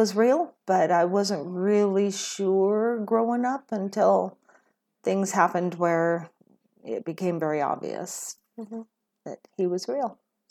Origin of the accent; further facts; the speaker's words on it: Kelso, Washington, United States; I was born and raised on the western side of Washington. I grew up in Kelso Longview area, and I lived there pretty much all my life until I think it was 2014, we moved over to the eastern side of Washington.